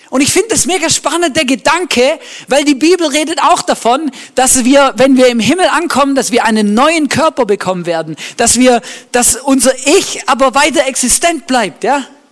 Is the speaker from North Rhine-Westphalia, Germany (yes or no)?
no; Swabia, Baden-Württemberg, Germany; moved away; Ich bin ja im Schwabenland aufgewachsen